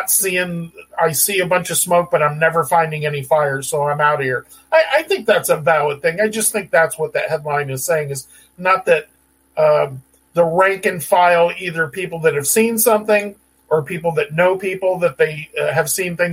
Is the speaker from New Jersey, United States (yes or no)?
no; San Diego, California, United States; I grew up in San Diego.